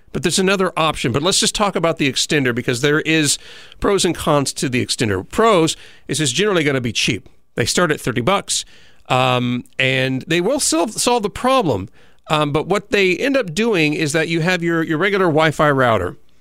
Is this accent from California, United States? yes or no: yes; Southern California, United States; moved away; I come from Southern California